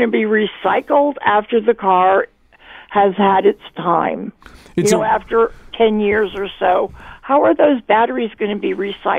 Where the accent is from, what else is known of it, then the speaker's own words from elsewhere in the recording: New Haven, Connecticut, United States; now in North Stonington, United States; I'm from New Haven.